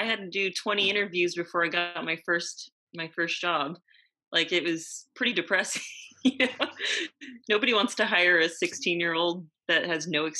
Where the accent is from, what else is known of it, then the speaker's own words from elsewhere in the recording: Yorba Linda, California, United States; In Yorba Linda, California.